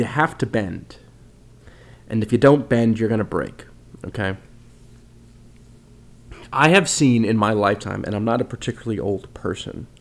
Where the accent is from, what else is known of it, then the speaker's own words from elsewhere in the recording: United States; an American citizen